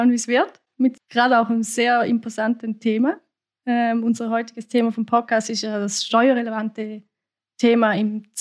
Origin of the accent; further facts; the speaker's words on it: Switzerland; Ich kenne es nur aus meiner Kindheit. Ähm, bei uns in der Schweiz ist das oft so, dass in Hütten, Alphütten oder Skihütten eigentlich immer die Zigarren äh, allgegenwärtig sind